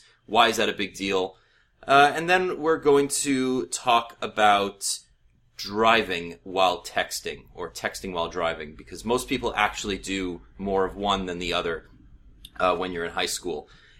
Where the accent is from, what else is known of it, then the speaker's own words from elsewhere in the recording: Canada; I've actually figured out a way to sign up for it as a Canadian, and I'll give you some hints as to how you can get there.